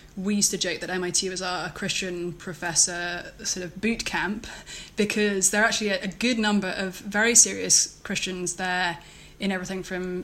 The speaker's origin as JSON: {"language": "English", "region": "London", "country": "United Kingdom", "moved": "as an adult", "lives_now": "Cambridge, United States", "said": "I am from London, pretty much"}